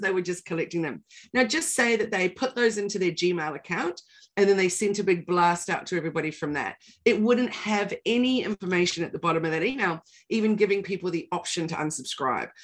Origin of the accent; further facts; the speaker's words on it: New Zealand; now in Australia; I'm a Kiwi